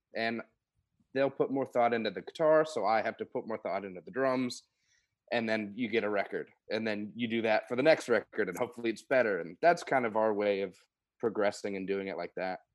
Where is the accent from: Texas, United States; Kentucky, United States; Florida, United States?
Kentucky, United States; Oldham County; also born or lived in Louisville, Kentucky; I'm from Louisville, Kentucky, Oldham County, Kentucky originally